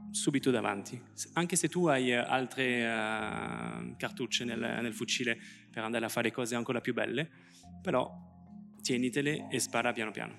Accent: France; accent: French; Italian is a second language; moved away as an adult; now in Italy; Io, come potete sentire, ho un accento francese perché ho vissuto tutta la vita in Francia

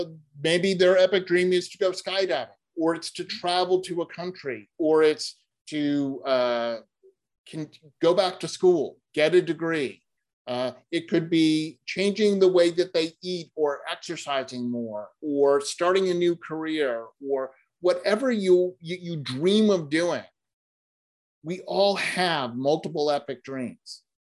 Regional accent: New England, United States; And in fact, I grew up in New England where we have myopically small signs that are not lit at night, that usually have trees over them

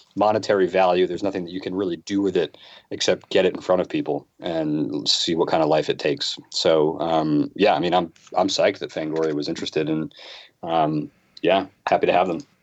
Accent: Boston, Massachusetts, United States; I'm from the Boston area

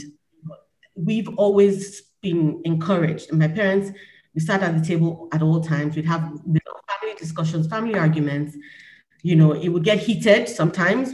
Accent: Nigeria; my perspective as a Nigerian

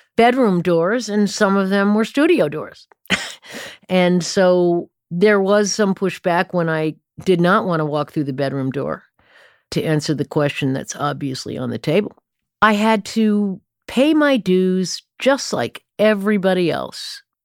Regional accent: Stamford, Connecticut, United States; I came of age, uh, musical age, I suppose, in Stamford, Connecticut

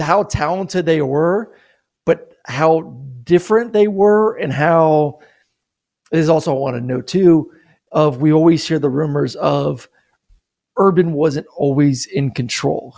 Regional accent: Florida, United States; I grew up in Florida.

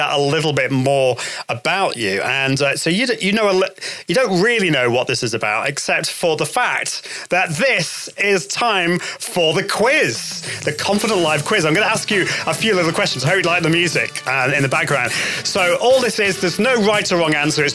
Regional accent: United Kingdom

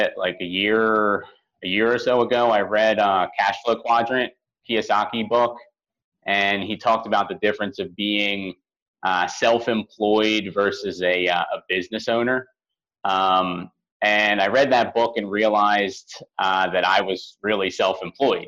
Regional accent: Philadelphia, Pennsylvania, United States; I'm from Philadelphia originally

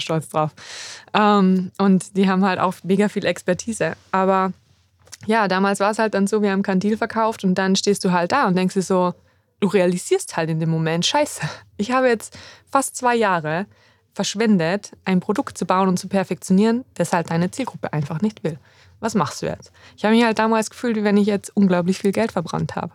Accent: Salzburg, Austria; moved away as an adult; also born or lived in Innsbruck; Ich bin im schönen Salzburg in Österreich aufgewachsen

